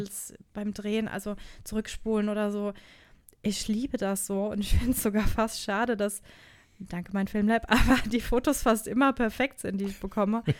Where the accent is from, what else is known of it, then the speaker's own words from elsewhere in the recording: Odenwald, Hesse, Germany; bei uns im Odenwald, wo ich herkomme